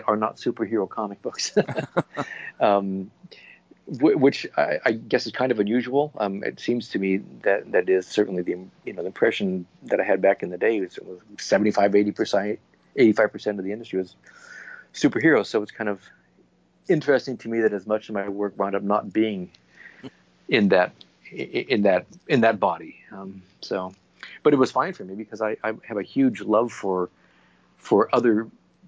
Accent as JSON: {"language": "English", "town": "Portland", "region": "Oregon", "country": "United States", "tie": "born or raised there", "moved": "as an adult", "said": "as a little kid growing up in Portland, Oregon"}